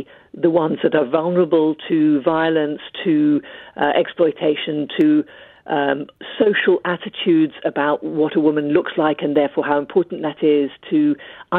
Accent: Ethiopia; moved away; I was born and brought up in Ethiopia

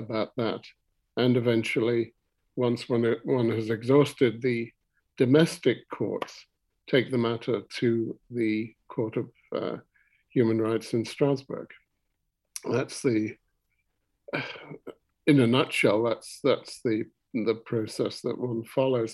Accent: Ramsey, Isle of Man; moved away as an adult; also born or lived in Scotland / United States; I was born in Ramsey. I was born in Glen Olden, to be exact. Went to the grammar school in Ramsey

